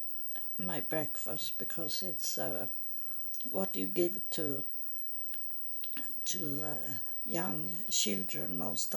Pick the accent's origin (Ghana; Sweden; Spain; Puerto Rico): Sweden; English is a second language; I was born in Sweden